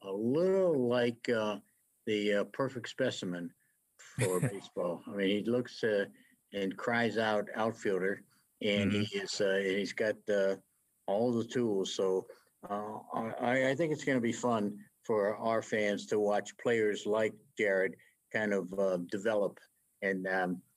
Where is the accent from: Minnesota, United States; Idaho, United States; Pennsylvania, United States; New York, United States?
Pennsylvania, United States; Pittsburgh; moved away; my hometown, Pittsburgh.